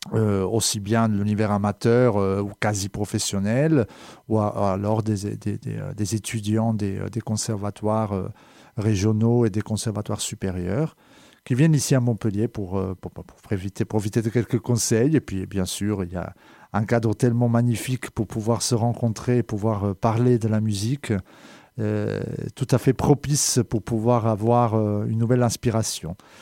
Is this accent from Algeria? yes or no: no; Calabria, Italy; French is a second language; moved away as an adult; also born or lived in Geneva region; now in France; Je suis né en Italie, euh, en dix-neuf cent soixante-dix-sept, en Calabre plus précisément